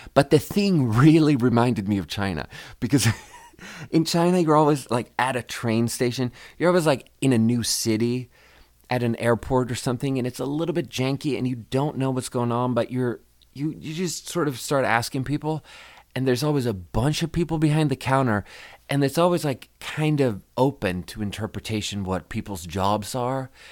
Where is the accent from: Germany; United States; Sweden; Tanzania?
Sweden; moved away; I'm from Sweden